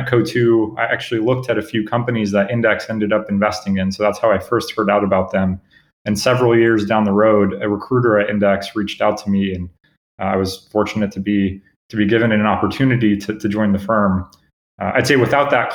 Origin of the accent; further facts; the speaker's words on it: Cupertino, California, United States; also born or lived in Germany / Los Angeles, California / Bosnia; I grew up in Cupertino, a few blocks away from Apple headquarters